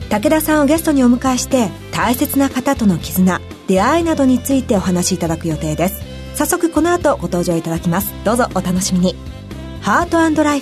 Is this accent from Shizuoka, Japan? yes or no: no; Niigata, Japan; そう、新潟出身でして。